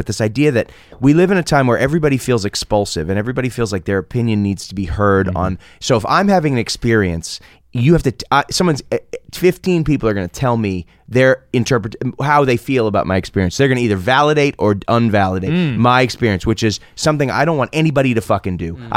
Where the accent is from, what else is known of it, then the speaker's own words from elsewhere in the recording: Boston, Massachusetts, United States; I'm that guy from Boston.